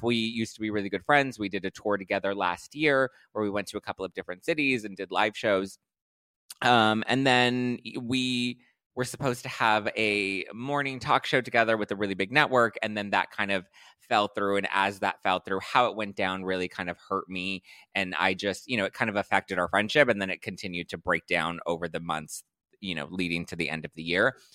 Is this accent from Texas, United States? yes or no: no; Los Angeles, California, United States; born and raised in L